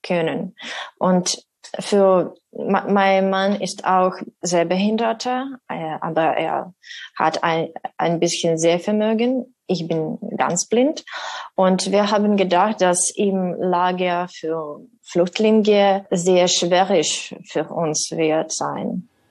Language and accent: German; Kyiv, Ukraine; German is a second language; moved away as an adult; now in Marburg, Germany; wir sind aus Kiew gekommen. Dort wohnen bis zum äh, äh dort wohnen meine Eltern jetzt